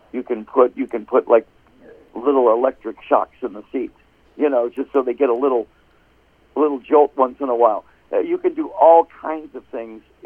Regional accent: Detroit, Michigan, United States; now in Phoenix, United States; I'm from Detroit

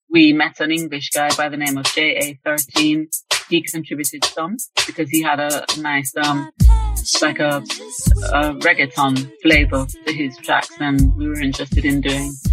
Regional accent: Jamaica; born or raised there; moved away as an adult; now in London, United Kingdom

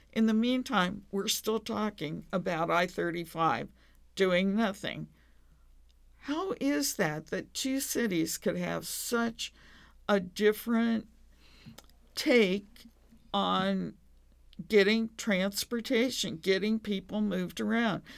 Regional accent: Denver, Colorado, United States; moved away as an adult; also born or lived in Lawrence, Kansas / Kansas City / Los Angeles; now in Austin, United States; I was born and raised in Denver

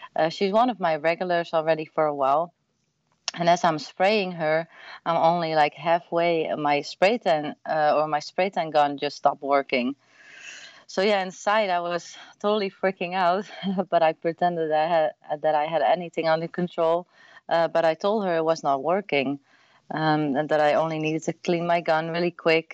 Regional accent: Netherlands; English is a second language; moved away as an adult; now in Austin, United States; I'm born and raised, uh, what do you say, in the Netherlands, uh, like one and a half hour from Amsterdam in a really small town.

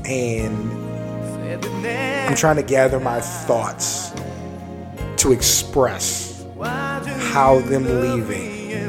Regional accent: San Antonio, Texas, United States; also born or lived in Maryland / Wyoming; I'm from Maryland. I left when I was 8. I lived in Wyoming until I was 11. I grew up in San Antonio. And I'm 33. So I'm from Texas.

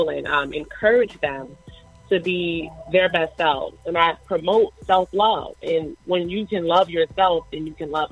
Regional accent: Chicago, Illinois, United States; I'm from Chicago, Illinois.

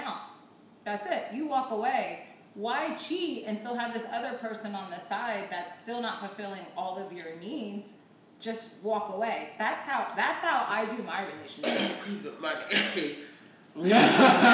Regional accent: Jamaica; I'm Jamaican.

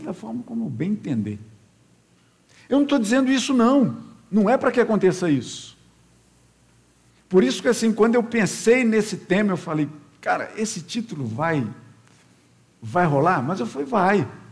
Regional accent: interior of Minas Gerais, Brazil; now in Rio de Janeiro, Brazil; pelo sotaque, falando assim, esse cara não é carioca não. E realmente não sou, né? Eu sou lá do interior de Minas, bem interior. E lá nesse interior de Minas, eu morava na periferia da cidade

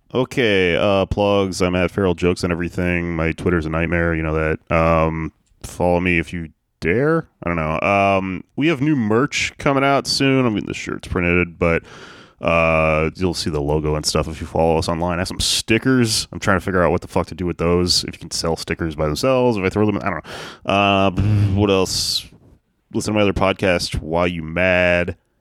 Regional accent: Texas, United States; growing up in Texas

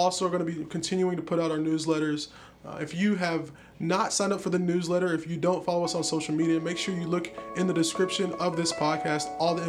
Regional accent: Kentucky, United States; now in North Idaho, United States; I'm from Kentucky.

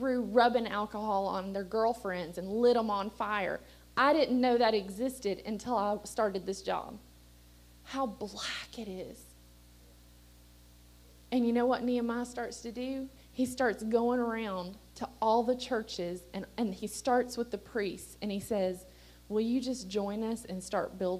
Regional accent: Appalachia, United States; we're Appalachian people

